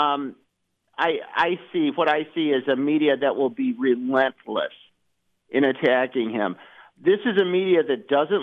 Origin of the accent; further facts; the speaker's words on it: Fort Dodge, Iowa, United States; moved away; I went up to Northwest Iowa, where I was raised this past weekend, and I was driving around in several towns up there. I grew up in Fort Dodge